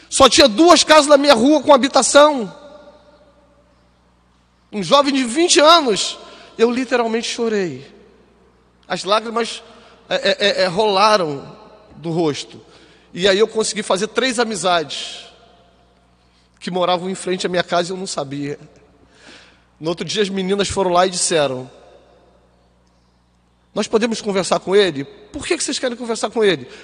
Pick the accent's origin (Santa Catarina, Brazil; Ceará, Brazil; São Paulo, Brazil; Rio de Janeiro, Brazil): Rio de Janeiro, Brazil; moved away as an adult; nós viemos do Rio para cá, né? E, e, e eu lembro que quando eu cheguei aqui não tinha quase nada a minha vinda para cá, queridos, foi dramática.